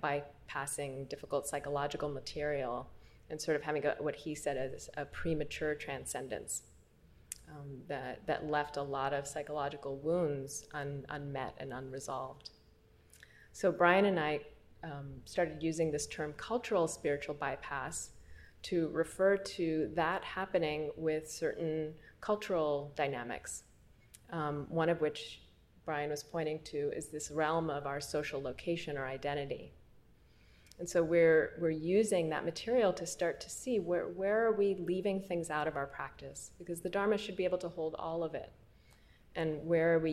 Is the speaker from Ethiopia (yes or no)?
yes; Ethiopia; also born or lived in Eritrea; now in Brooklyn, United States; I was born in Ethiopia.